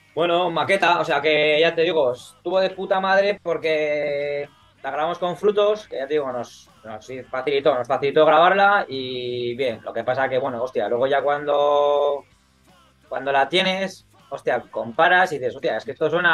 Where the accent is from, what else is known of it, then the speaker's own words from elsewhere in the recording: Burgos, Castile and León, Spain; now in Barcelona, Spain; yo soy de Burgos